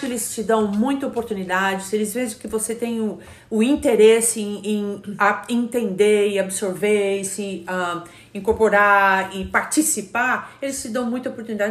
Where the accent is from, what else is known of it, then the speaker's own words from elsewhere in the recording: Brazil; moved away as an adult; now in United States; eu, como brasileira, tive dificuldade também